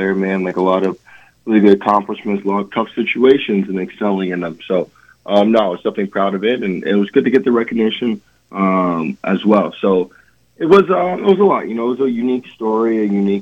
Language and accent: English; Atlanta, Georgia, United States; growing up in Atlanta, I did not grow up a Georgia fan, but I grew up a Falcons fan